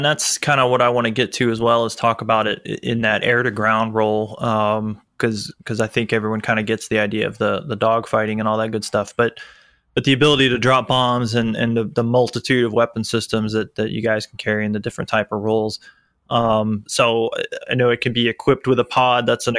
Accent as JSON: {"language": "English", "town": "Tampa", "region": "Florida", "country": "United States", "tie": "born or raised there", "said": "I grew up in Tampa, Florida. So MacDill Air Force Base was there."}